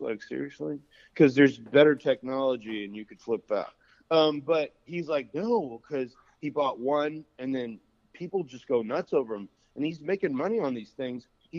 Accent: Indiana, United States; moved away; also born or lived in Bay Area; We're from Indiana.

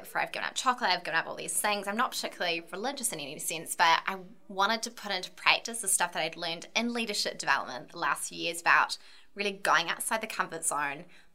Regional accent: Ramarama, Auckland, New Zealand; also born or lived in Dunedin; Born and bred in Ramarama in the south of Auckland, really rural area.

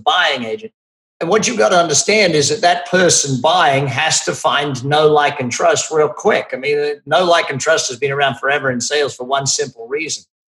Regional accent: Australia; I'm Australian.

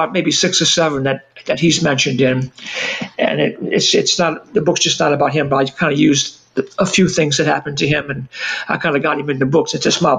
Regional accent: New Orleans, Louisiana, United States; if you come to New Orleans, you're not aware, we don't speak like we're from the South so much as we speak like we're from New York City.

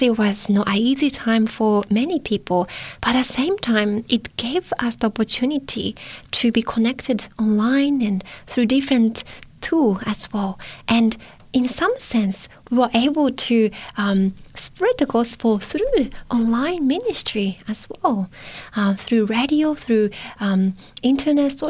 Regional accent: Japan; moved away; I'm from Japan

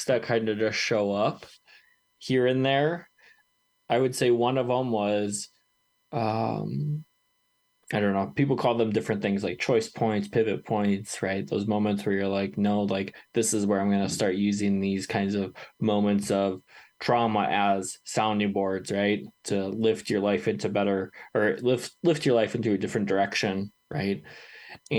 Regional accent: Wisconsin, United States; now in Colorado, United States; my home state of Wisconsin

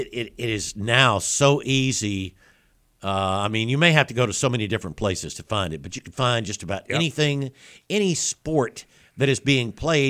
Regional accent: South Alabama, United States; growing up in South Alabama

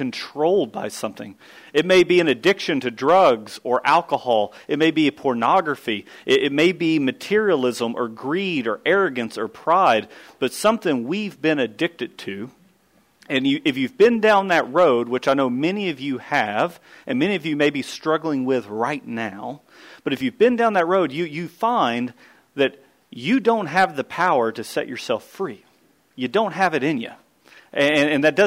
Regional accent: Kentucky, United States; I grew up in Kentucky.

